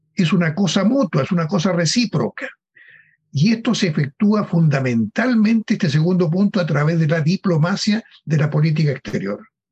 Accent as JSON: {"language": "Spanish", "country": "Chile", "said": "nosotros somos chilenos que queremos a nuestro país"}